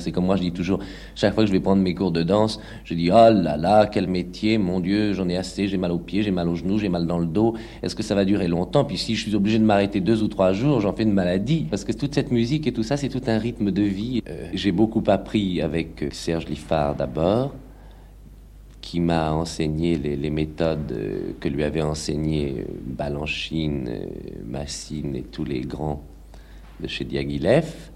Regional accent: Villemomble, Île-de-France, France; also born or lived in Paris; J'ai passé toute mon enfance à Villemomble

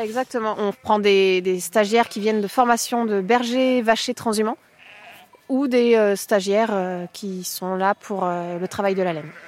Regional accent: Carbon-Blanc, Nouvelle-Aquitaine, France; je suis de Gironde, j'ai grandi à Carbon-Blanc.

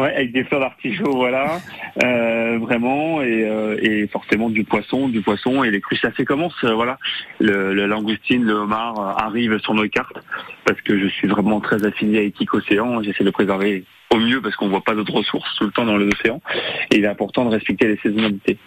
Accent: Quintin?, Côtes-d'Armor, Brittany, France; now in Carantec, France; Costard mauritain de cœur, parce que je suis originaire de Gosson, euh, en plein Côte d'Armor

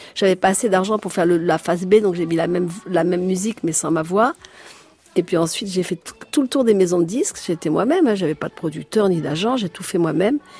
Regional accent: Paris, Île-de-France, France; also born or lived in plantation (unnamed, abroad); Après j'habitais rue de Paradis

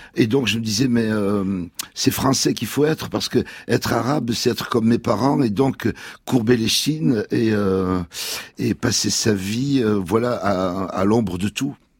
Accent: France; la France est à nous parce qu'on est français

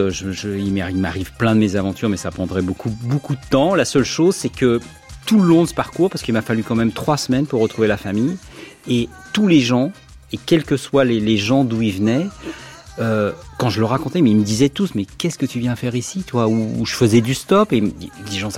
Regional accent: France; il me dit, t'es quoi toi bah, Je suis français.

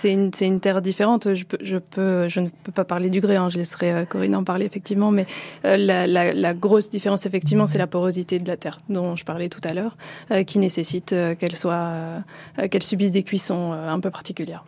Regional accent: Lille, Hauts-de-France, France; moved away; je suis originaire du Nord, hein, je suis née à Lille

